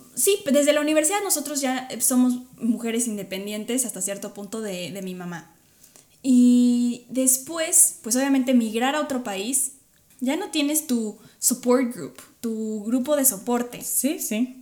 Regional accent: Mexico; moved away; los mexicanos puedo hablar desde los mexicanos

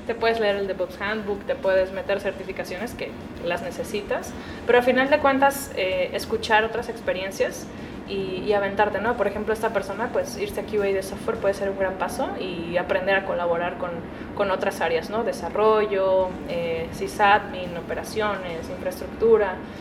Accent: Guadalajara, Jalisco, Mexico; Yo soy de Guadalajara, 100% tapatía, tierra del mariachi y el tequila, orgullosamente

